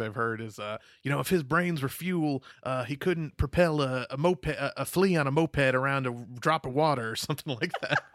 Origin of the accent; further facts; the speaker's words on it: New York, United States; I'm from New York, we have, we all talk like fucking weirdos